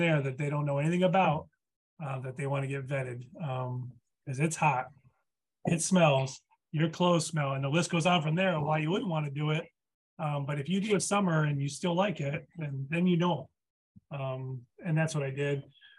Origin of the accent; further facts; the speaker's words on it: East Coast, United States; moved away; I'm from the East Coast